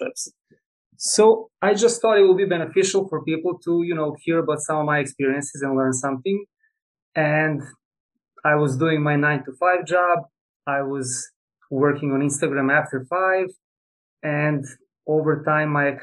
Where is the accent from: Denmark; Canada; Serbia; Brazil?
Serbia; moved away as an adult; now in United States; I'm originally from Serbia, Eastern Europe